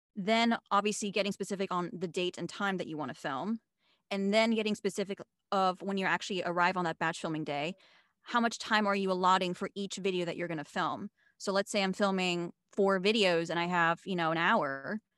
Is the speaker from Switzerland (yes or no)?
yes; Switzerland; moved away as an adult; now in United States; I was born and raised in Switzerland. I'm half American.